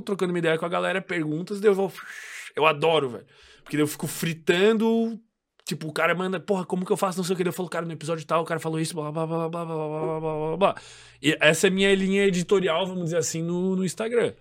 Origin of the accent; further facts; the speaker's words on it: Florianópolis, Santa Catarina, Brazil; a gente é de Floripa